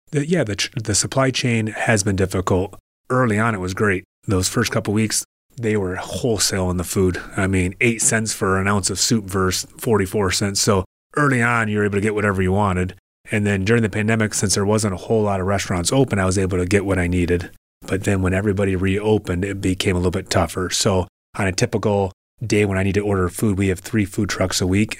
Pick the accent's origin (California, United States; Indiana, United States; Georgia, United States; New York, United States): Indiana, United States; Indianapolis; also born or lived in Troy, Michigan; now in Port Huron, United States; I'm from Indianapolis, Indiana, where my father played professional hockey. And when he was done playing professional hockey, he opened up a restaurant. So I grew up eating at this restaurant since I was a kid